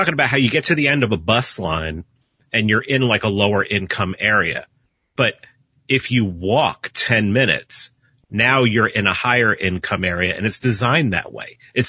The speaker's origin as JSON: {"language": "English", "town": "New York City", "region": "New York", "country": "United States", "tie": "born or raised there", "also_born_or_lived": "South Florida", "moved": "as an adult", "lives_now": "Atlanta, United States", "said": "I grew up in New York City. I grew up in the Bronx"}